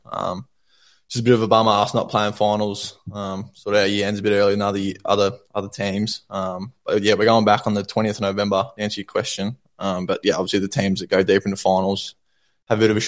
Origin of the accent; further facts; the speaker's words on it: Shepparton, Victoria, Australia; also born or lived in Katandra, Victoria; I moved from Katandra to Shep when I was about 14